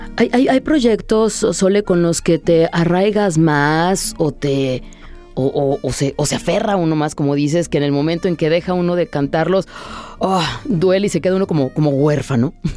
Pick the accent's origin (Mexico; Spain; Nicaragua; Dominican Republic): Mexico; nosotros como mexicanos